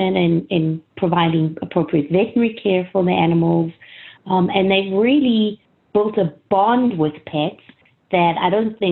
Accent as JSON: {"language": "English", "country": "South Africa", "tie": "born or raised there", "moved": "yes", "said": "I grew up in South Africa"}